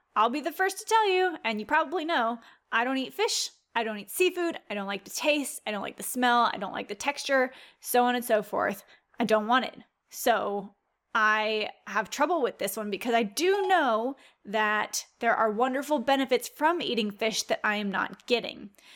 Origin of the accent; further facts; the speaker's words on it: Louisiana, United States; I'm from Louisiana